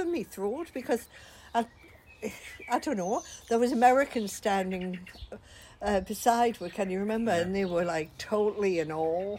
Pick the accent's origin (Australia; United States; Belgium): Australia; I was born in Australia in 19 whenever.